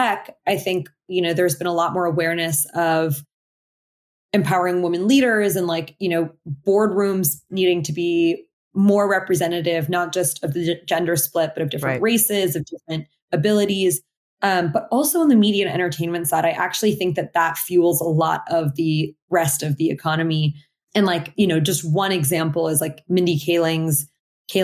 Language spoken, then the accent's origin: English; Portland, Oregon, United States; I grew up in Portland, Oregon, mostly in like predominantly Caucasian classrooms.